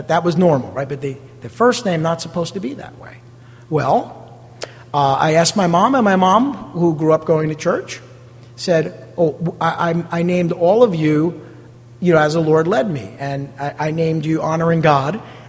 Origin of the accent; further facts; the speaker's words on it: East Rutherford, New Jersey, United States; growing up in an Italian neighborhood over in East Rutherford